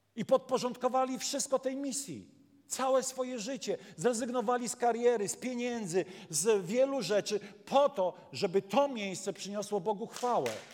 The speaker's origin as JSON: {"language": "Polish", "region": "Warmian-Masurian Voivodeship", "country": "Poland", "said": "ja z Mazur pochodzę"}